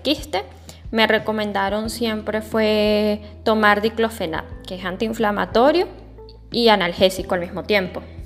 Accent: Venezuela; acá en Venezuela, que es un país de Latinoamérica

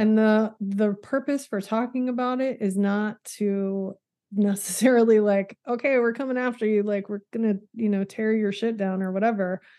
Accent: Texas Panhandle, United States; moved away as an adult; I'm from the Panhandle of Texas

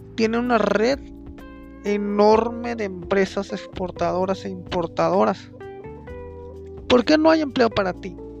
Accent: Mexico; nosotros como mexicanos

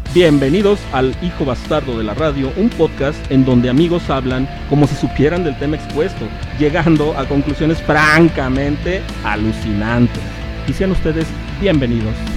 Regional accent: Mexico; como mexicano

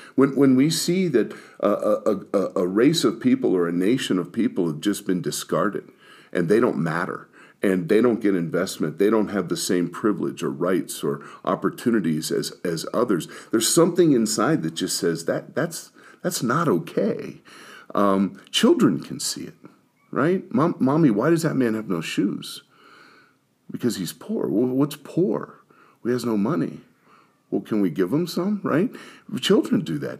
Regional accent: Pittsburgh, Pennsylvania, United States; I was born in Pittsburgh

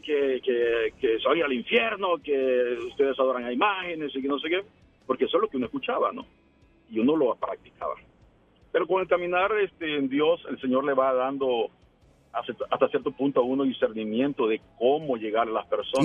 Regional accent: El Salvador; yo me crecí, soy del Salvador y nos crecimos en una iglesia

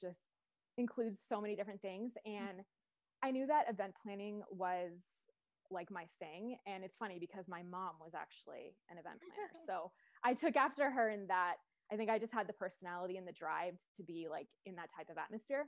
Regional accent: Long Island, New York, United States; moved away as an adult; also born or lived in West Virginia; I am actually from Long Island, New York

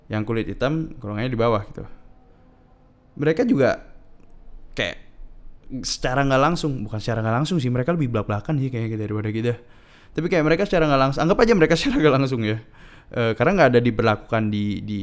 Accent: Indonesia; gue born and raised di Indonesia bisa bahasa Madura bahasa Jawa bahasa Indonesia hafal lagu kebangsaan dan Pancasila

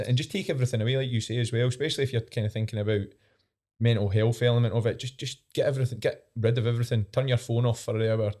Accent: East Coast, Scotland, United Kingdom; I'm from the East Coast

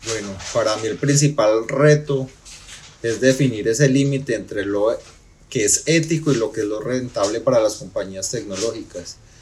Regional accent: Pereira, Risaralda, Colombia; soy pereirano

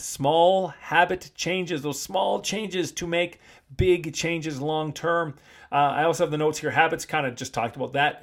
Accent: Canada; moved away as an adult; also born or lived in Asia; I just grew up in North America, and I grew up in North American gyms, you know, as Toronto gyms, Vancouver gyms

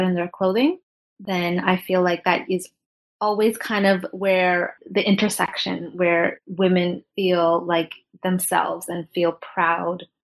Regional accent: Toronto, Ontario, Canada; moved away as an adult; now in New York, United States; I'm Canadian in Toronto. And then I moved to New York about 11 years ago

